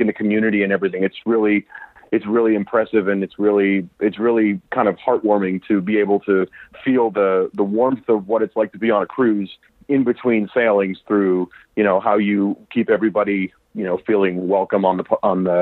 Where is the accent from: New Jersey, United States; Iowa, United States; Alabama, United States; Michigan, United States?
New Jersey, United States; now in Austin, United States; I'm from New Jersey, but I live in Austin, Texas